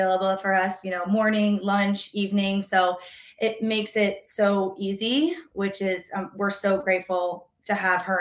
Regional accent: North Carolina, United States; moved away; I'm originally from North Carolina

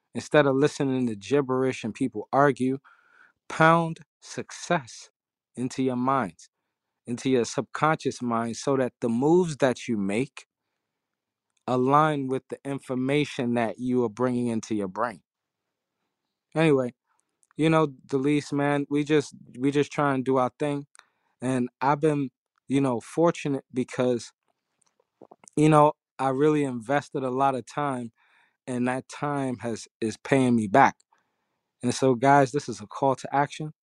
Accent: New York City, New York, United States; I'm from Harlem

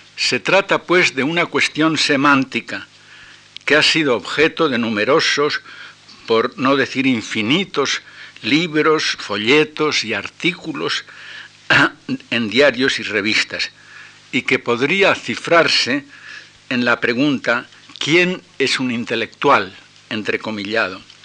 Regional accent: Tenerife, Canary Islands, Spain; mi infancia en Tenerife

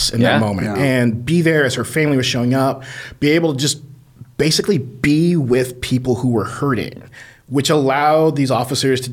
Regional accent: Taylorsville, Indiana, United States; I am Bartholomew County, born and raised. Yeah. So just outside of Columbus. I grew up in Taylorsville, Indiana

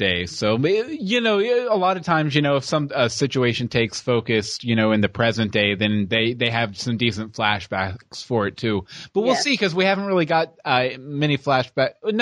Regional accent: Houston, Texas, United States; now in Georgia, United States; I was actually born and raised in Houston, Texas

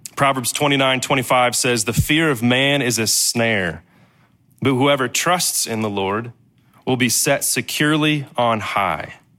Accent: Danville, Illinois, United States; I was from Danville, Illinois

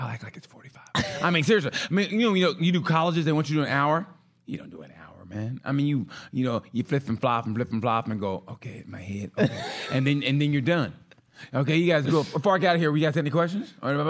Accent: Cleveland, Ohio, United States; I told you 3 times ago, I'm from Cleveland, you know?

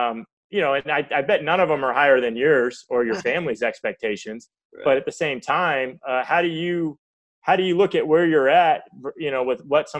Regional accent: Tampa, Florida, United States; I grew up in Tampa

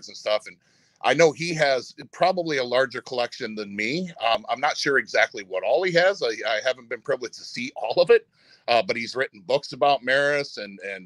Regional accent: Michigan, United States; we're from Michigan

